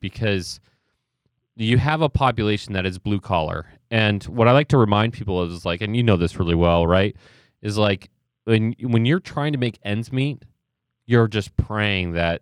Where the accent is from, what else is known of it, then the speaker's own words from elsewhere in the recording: Ohio, United States; I'm from Ohio